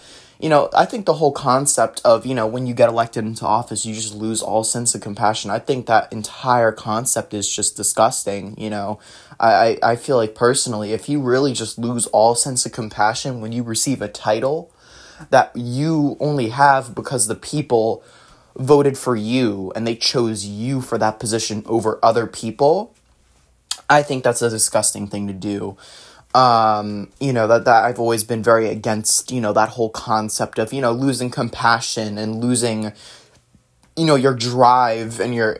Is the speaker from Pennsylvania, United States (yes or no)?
no; New Jersey, United States; born there; This happened back in the state I was born in New Jersey, in, I believe it was 2017. Chris Christie was our governor.